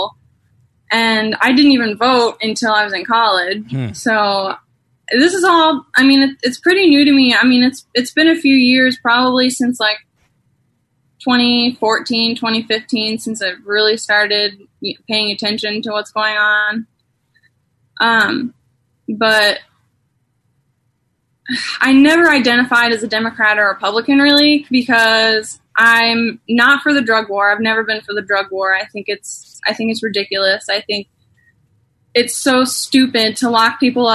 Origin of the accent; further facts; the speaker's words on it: St. Louis, Missouri, United States; I'm originally from Missouri, St. Louis, Missouri. Kind of. I grew up in St. Louis, but I went to high school in a really small town south of St. Louis.